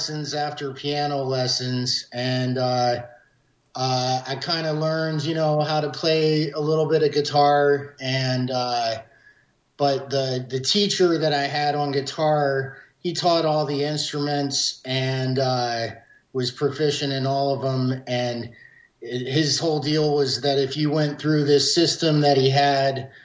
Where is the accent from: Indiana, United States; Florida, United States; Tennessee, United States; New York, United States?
Florida, United States; Jacksonville; I grew up in Jacksonville, Florida